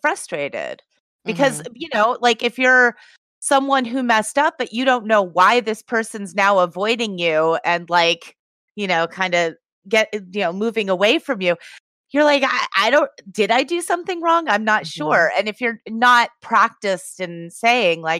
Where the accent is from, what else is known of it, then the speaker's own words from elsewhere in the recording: Massachusetts, United States; now in California, United States; I'm from Massachusetts.